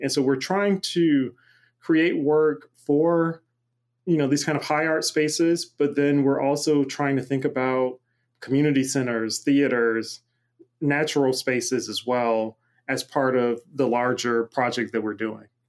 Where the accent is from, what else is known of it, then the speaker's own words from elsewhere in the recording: Macon, Georgia, United States; now in Pittsburgh, United States; I'm originally from Macon, Georgia